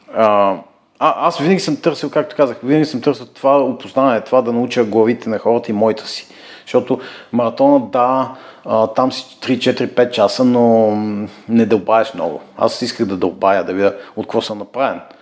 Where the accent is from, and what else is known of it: Bulgaria; moved away as an adult; also born or lived in England / United States